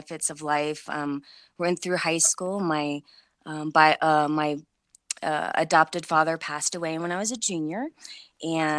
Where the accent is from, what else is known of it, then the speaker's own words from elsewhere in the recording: Cincinnati, Ohio, United States; also born or lived in Kentucky; Born and raised in Cincinnati, Ohio